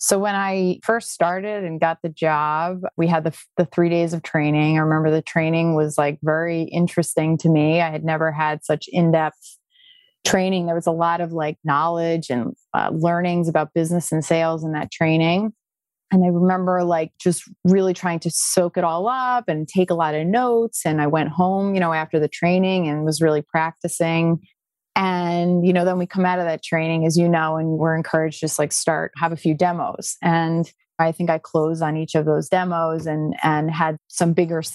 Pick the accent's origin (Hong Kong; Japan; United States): United States; Westchester, New York; moved away as an adult; also born or lived in Maryland; now in Palm Beach Gardens, United States; I'm from New York. I grew up in Westchester.